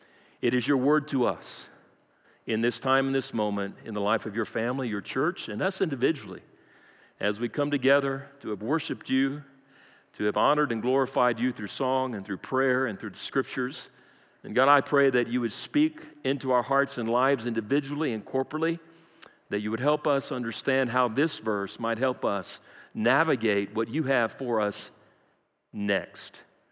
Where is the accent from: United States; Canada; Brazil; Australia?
Brazil; I grew up in South America, Brazil. I speak fluent Portuguese.